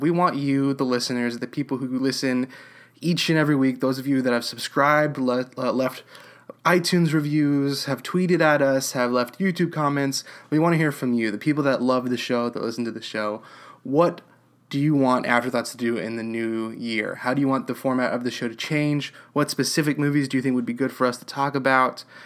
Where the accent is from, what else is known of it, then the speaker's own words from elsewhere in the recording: Houston, Texas, United States; also born or lived in Bay Area, California; now in Austin, United States; I grew up in Houston, Texas